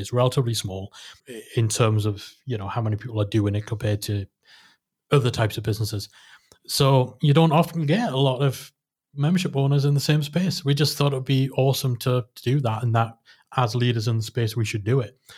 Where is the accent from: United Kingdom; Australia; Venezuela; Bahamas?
United Kingdom; Newcastle upon Tyne, North East England; in, um, in Newcastle. But, you know, it was in my hometown